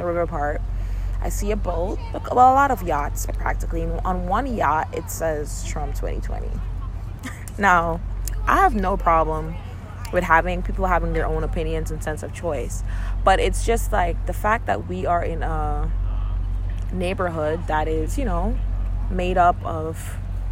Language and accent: English; Guyana; I'm from Guyana. I'm from Caribbean descent